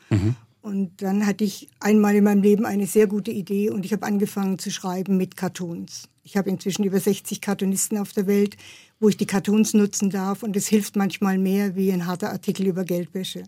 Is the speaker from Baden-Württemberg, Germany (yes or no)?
yes; Pforzheim, Baden-Württemberg, Germany; in meiner Heimatstadt in Pforzheim